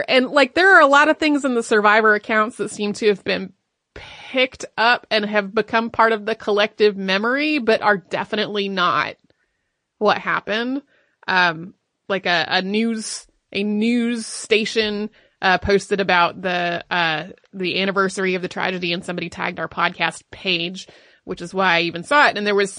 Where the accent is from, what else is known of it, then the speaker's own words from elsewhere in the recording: Texas, United States; I grew up in Central Texas, where the idea of a basement is laughable.